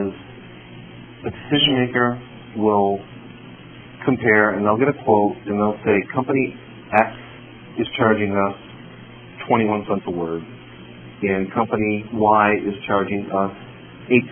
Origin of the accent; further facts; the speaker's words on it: Chicago, Illinois, United States; I was born here in Chicago